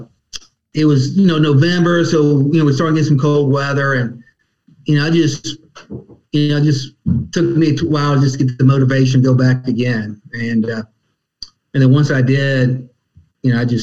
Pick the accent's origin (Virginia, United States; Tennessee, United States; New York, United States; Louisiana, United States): Virginia, United States; Petersburg; now in Hampton Roads, United States; I was from Petersburg, went to Virginia Tech